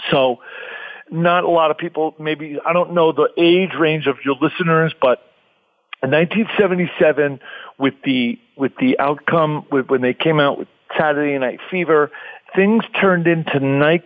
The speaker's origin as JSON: {"language": "English", "area": "Long Island", "region": "New York", "country": "United States", "tie": "born or raised there", "moved": "yes", "lives_now": "Los Angeles, United States", "said": "I loved my life growing up on Long Island"}